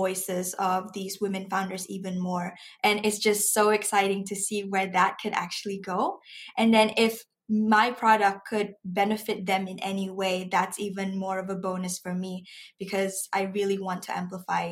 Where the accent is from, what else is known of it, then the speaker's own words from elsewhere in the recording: Malaysia; I'm a Malaysian myself